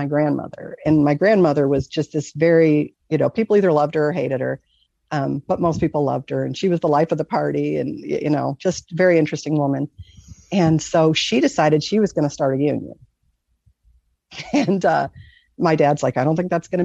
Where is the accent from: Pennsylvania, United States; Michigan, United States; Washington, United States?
Michigan, United States; I grew up in Michigan. So, the lakes freeze over. We lived right by Lake Erie.